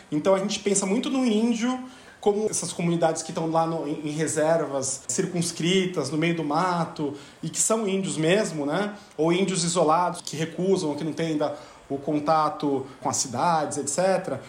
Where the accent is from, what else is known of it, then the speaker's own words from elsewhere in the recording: Brazil; nem somos portugueses, somos brasileiros